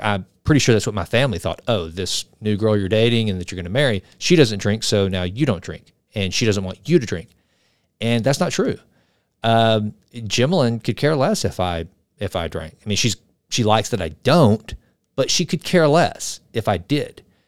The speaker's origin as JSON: {"language": "English", "region": "the South", "country": "United States", "said": "I'm from the South. I'm from right in the buckle of the Bible Belt"}